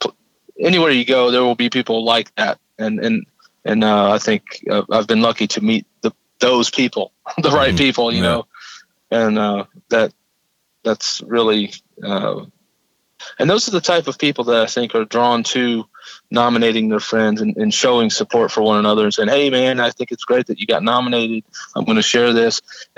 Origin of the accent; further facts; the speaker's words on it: Arkansas, United States; also born or lived in Tennessee; No, I grew up in Arkansas, from ninth grade on.